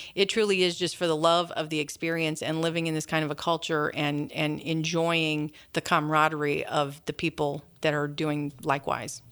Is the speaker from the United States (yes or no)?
yes; St. Louis, Missouri, United States; moved away as an adult; now in Hannibal, United States; from Saint Louis, you know, growing up there my whole life